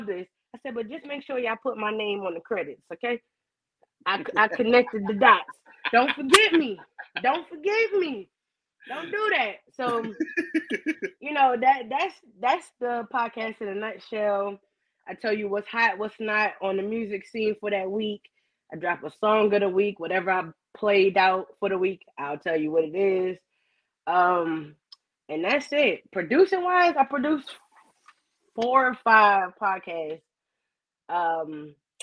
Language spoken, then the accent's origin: English; New York City, New York, United States; moved away as an adult; also born or lived in Atlanta, Georgia; now in Louisiana, United States; Initially, I'm from Brooklyn, but I lived in Atlanta for 14 years. So I did all my 20s and shit out there.